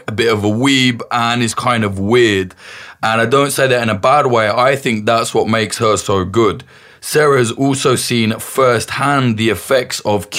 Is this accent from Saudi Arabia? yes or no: no; United Kingdom; You've probably noticed I'm British, and whilst I am not a particular fan of any politician or government, I don't really have a dog in this race.